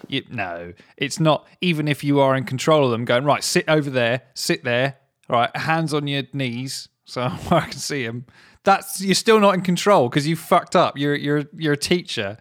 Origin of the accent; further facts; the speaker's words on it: Surrey, South East England, United Kingdom; I'm from Surrey